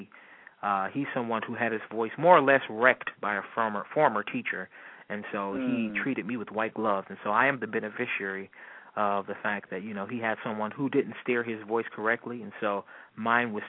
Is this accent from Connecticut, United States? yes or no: no; Youngstown, Ohio, United States; moved away; I'm from Youngstown, Ohio